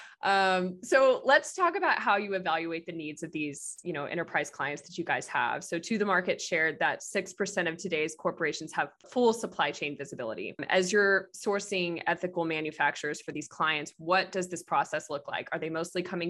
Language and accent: English; Texas, United States; I'm also from Texas